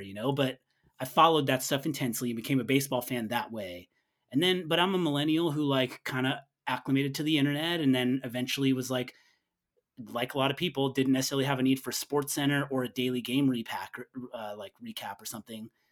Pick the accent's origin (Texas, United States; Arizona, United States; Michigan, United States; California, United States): California, United States; Northern; I grew up in Northern California